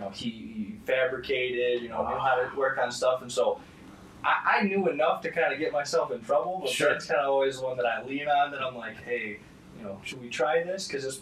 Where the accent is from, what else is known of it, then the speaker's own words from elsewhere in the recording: Howell, Michigan, United States; So I grew up in Howell, Michigan.